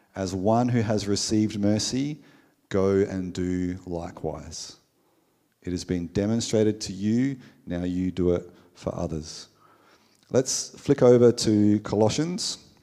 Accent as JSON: {"language": "English", "country": "Australia", "said": "we, as an Australian culture"}